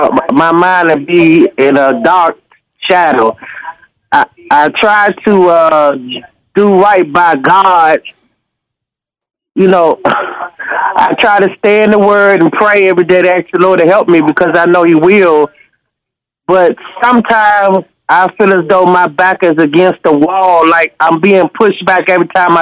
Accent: Washington, District of Columbia, United States; now in Winston-Salem, United States; I'm here in Winston-Salem, North Carolina, and I'm from Washington, D.C.

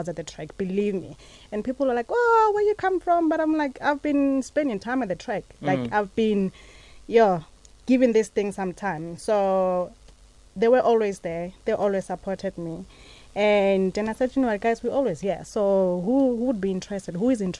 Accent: Mahulereng, Limpopo, South Africa; I'm from Mahulereng.

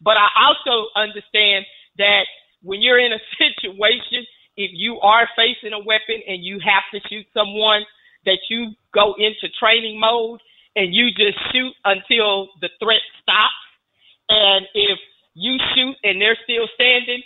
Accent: Fort Worth, Texas, United States; here in my hometown in Fort Worth, Texas

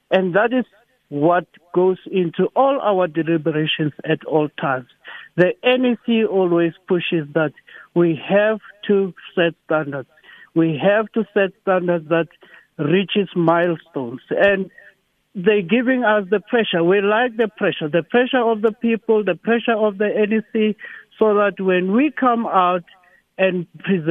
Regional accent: South Africa; so that we can be a united front as South Africans. We can then show our brand as South Africans

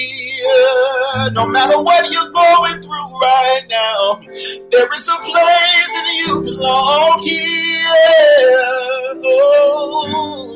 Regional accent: Rock Hill, South Carolina, United States; I grew up playing and singing in churches. You know, I'm from Rock Hill, South Carolina

